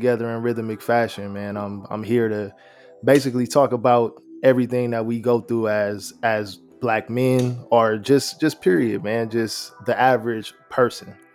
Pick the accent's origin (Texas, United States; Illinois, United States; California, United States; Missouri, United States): California, United States; Rancho Cucamonga; also born or lived in Los Angeles, United States; I didn't move out of LA till I was about 2. And then we moved here